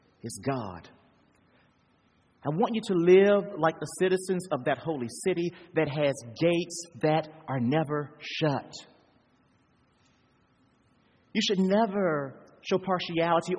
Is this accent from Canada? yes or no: no; United States; I'm from the United States